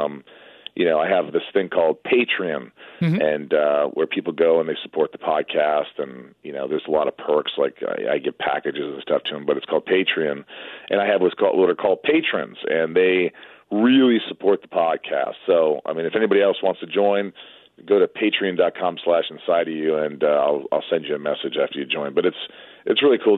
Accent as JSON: {"language": "English", "town": "Newburgh", "region": "Indiana", "country": "United States", "tie": "born or raised there", "said": "my hometown of Newburgh, Indiana"}